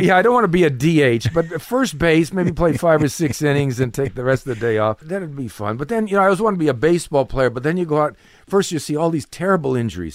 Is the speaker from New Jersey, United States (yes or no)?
no; Cleveland, Ohio, United States; moved away; I'm from Cleveland, Ohio